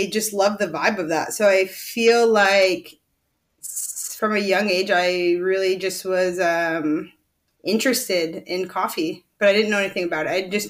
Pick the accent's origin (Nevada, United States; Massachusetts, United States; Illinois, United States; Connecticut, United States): Illinois, United States; Rockford; moved away as an adult; also born or lived in Point Loma, San Diego, California; now in San Diego, United States; I was born and raised in Rockford, Illinois till I was 18. And then I had enough of that winter. So I headed west when I was 18